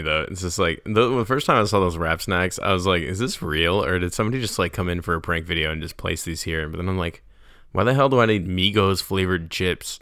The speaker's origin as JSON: {"language": "English", "region": "New York", "country": "United States", "moved": "yes", "lives_now": "North Carolina, United States", "said": "I'm from New York"}